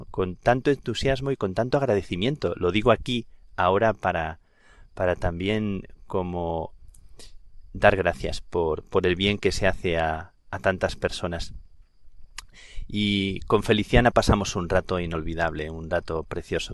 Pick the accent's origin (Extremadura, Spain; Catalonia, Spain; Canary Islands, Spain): Extremadura, Spain; Plasencia; also born or lived in Dublin, Ireland; now in Madrid, Spain; en mi tierra, en el Valle del Jerte, en Plasencia